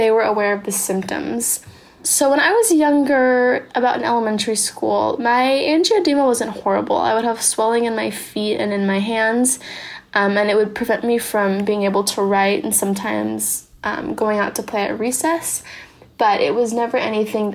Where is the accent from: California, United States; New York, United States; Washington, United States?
California, United States; San Diego; I'm from San Diego, California, and I'm 17 years old.